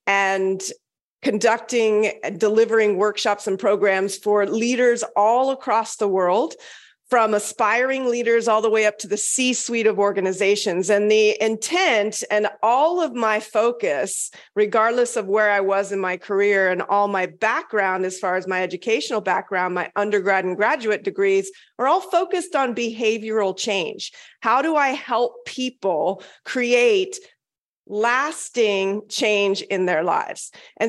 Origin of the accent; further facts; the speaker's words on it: Okinawa, Japan; born there; My dad was in the Air Force. I was born in Okinawa, actually.